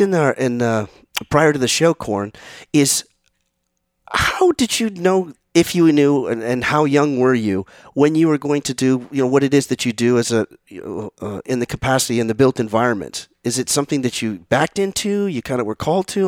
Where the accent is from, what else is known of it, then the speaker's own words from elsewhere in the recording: San Mateo, California, United States; I'm from San Mateo, California. Grew up in San Mateo.